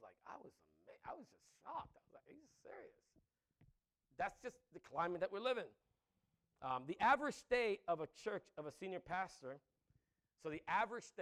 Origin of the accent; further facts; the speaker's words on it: New York City, New York, United States; I grew up in the Bronx